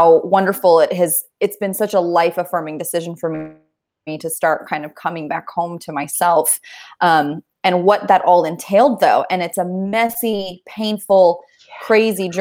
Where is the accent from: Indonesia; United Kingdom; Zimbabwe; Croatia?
Indonesia; now in Kansas City, United States; growing up in Indonesia